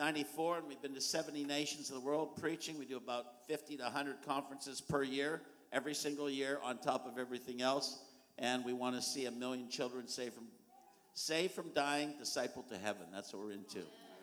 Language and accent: English; Kelowna, British Columbia, Canada; I come from the Okanagan Valley in British Columbia, Canada, 4 hours east drive of Vancouver, because no one in the world knows even how to say Kelowna.